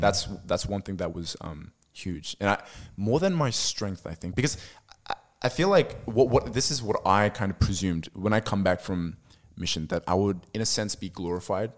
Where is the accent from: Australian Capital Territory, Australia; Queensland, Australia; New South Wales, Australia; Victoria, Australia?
New South Wales, Australia; Sydney; also born or lived in Lebanon; I grew up in Sydney, I was born here and raised here